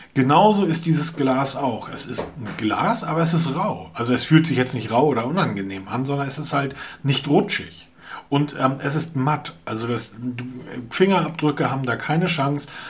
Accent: Hamburg, Germany; wir Hamburger brauchen sowas nicht, weil wir kommen aus Hamburg

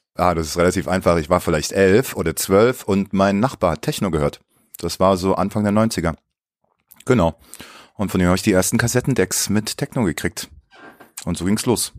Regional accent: Baden-Baden, Baden-Württemberg, Germany; also born or lived in Leipzig; now in Berlin, Germany; dann bin ich mit meiner Mutter vor der Wende ausgereist und dann bin ich in Baden-Baden gelandet

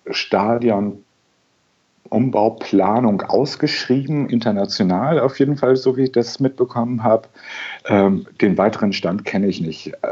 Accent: Lübeck, Schleswig-Holstein, Germany; born there; moved away as an adult; also born or lived in Karlsruhe; now in Hamburg, Germany; als gebürtiger Lübecker zum Studieren nach Karlsruhe gezogen bin und dort 27 Jahre gelebt habe.

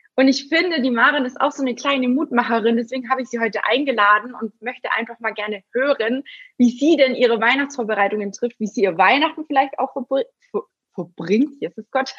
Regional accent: Günzburg, Bavaria, Germany; Ich bin ja auch aus dem Schwabenländle, ne? also ich bin ja in Günzburg geboren

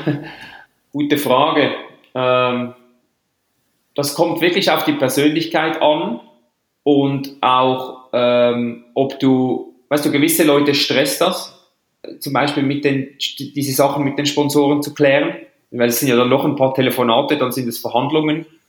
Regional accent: Switzerland; ich als Schweizer

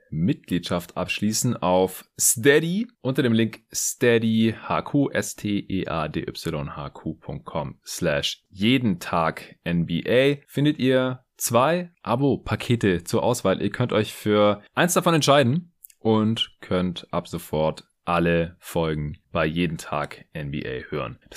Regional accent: Stuttgart, Baden-Württemberg, Germany; now in Berlin, Germany; nachdem ich ja die letzten zwei Wochen noch in meiner alten Heimat in Stuttgart war

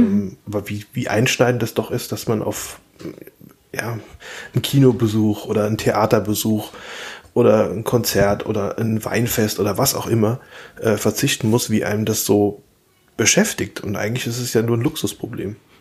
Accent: Rhineland-Palatinate, Germany; ich als Pfälzer

